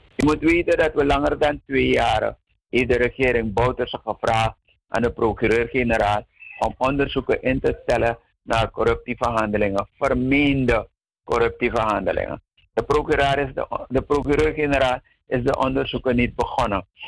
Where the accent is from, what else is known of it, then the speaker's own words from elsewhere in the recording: Suriname; wij Surinamers